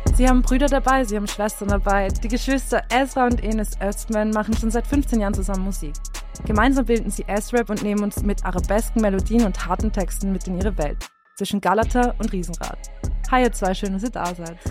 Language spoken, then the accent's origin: German; Lower Austria, Austria; Ich komme aus dem Speckgürtel